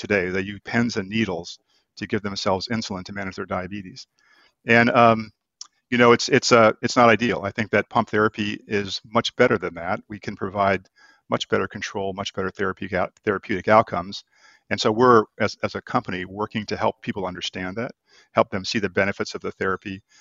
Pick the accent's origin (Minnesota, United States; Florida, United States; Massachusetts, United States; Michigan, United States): Florida, United States; also born or lived in Boston; now in San Diego, United States; I'm from Florida